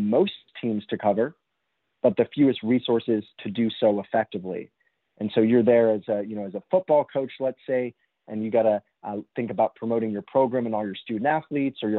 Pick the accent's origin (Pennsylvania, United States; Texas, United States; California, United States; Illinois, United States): California, United States; Los Angeles; I grew up in Los Angeles in Southern California